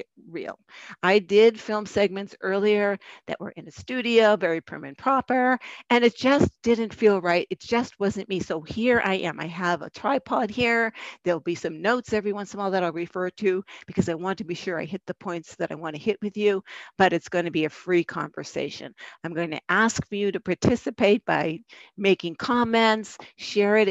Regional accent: Boston, Massachusetts, United States; accent: Boston; that Boston accent just came up. There's proof I'm from Boston.

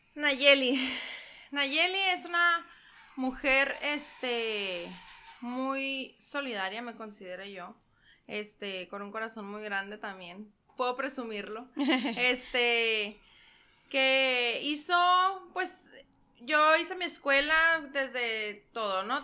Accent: San Luis Río Colorado, Sonora, Mexico; soy originaria de San Luis de Colorado

